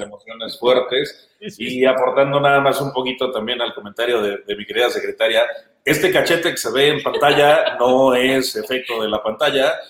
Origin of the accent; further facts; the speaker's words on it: Pátzcuaro, Michoacán, Mexico; estos tejados rojos y casitas blancas tan característicos de mi pueblo